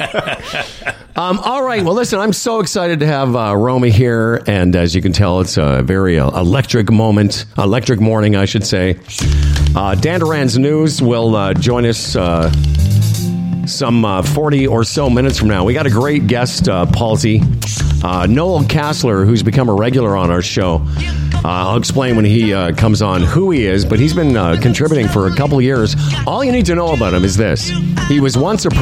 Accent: Moose Jaw, Saskatchewan, Canada; moved away; also born or lived in Calgary; I grew up in Moose Jaw

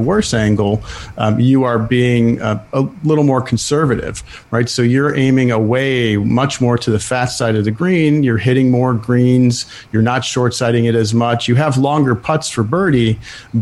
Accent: Buffalo, New York, United States; I grew up in Buffalo, New York, lived there most of my life

